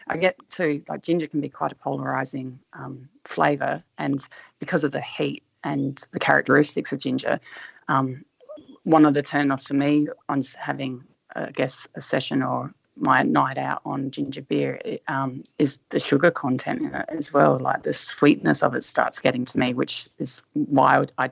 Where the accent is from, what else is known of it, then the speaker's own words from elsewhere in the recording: Adelaide, South Australia, Australia; I vaguely remember growing up in Adelaide